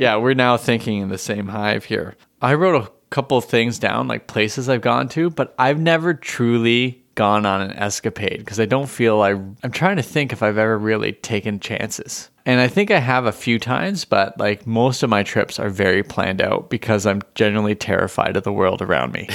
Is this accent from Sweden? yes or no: no; Canada; as a Canadian